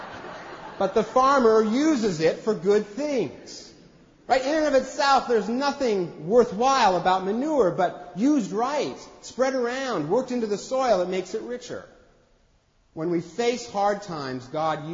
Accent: Eastern Washington, United States; I grew up in Eastern Washington

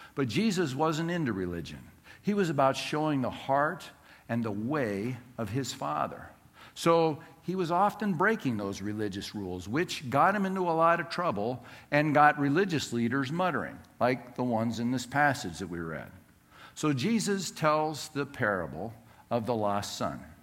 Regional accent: Southern California, United States; Growing up in Southern California, our house property was uh, bordered by two different neighbors

